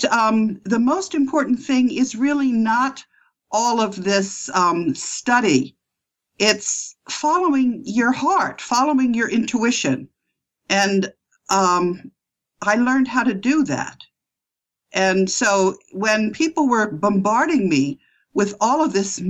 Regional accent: United States; I'm an American, and I studied at New York University and Yale Law School.

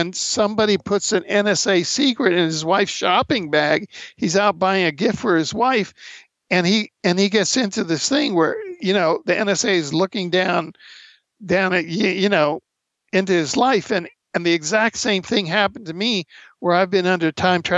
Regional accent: Cuba; moved away; I grew up in Cuba

